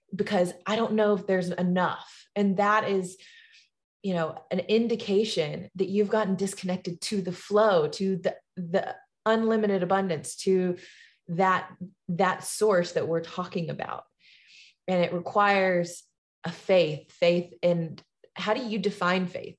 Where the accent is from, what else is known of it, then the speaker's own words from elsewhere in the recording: Tuscaloosa, Alabama, United States; my hometown in Tuscaloosa, Alabama